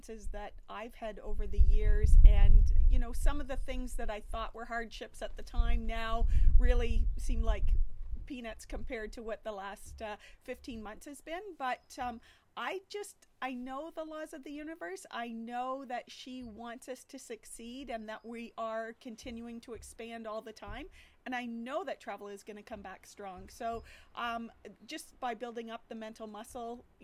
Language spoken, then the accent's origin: English; St. Thomas, Ontario, Canada; also born or lived in London, Ontario; St. Thomas, my basically hometown, or the biggest city to my hometown